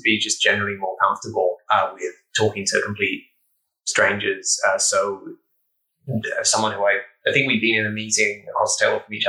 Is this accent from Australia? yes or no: no; Norwich, East of England, United Kingdom; moved away as an adult; now in California, United States; I'm 27 years old, and I'm originally from the UK, from a city called Norwich. A fine city, if you will.